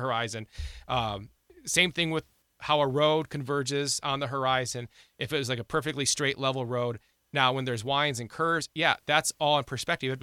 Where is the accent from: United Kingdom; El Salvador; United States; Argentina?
United States; Ohio; now in South Dakota, United States; I grew up in Ohio